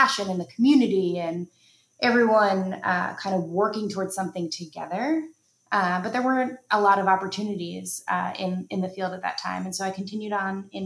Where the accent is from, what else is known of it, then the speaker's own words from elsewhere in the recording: New York City, New York, United States; moved away as an adult; now in California, United States; I am a New Yorker